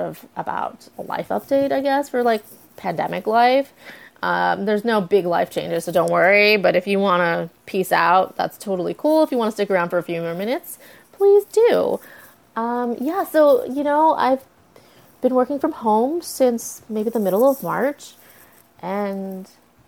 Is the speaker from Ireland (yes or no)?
no; United States; I was born in the United States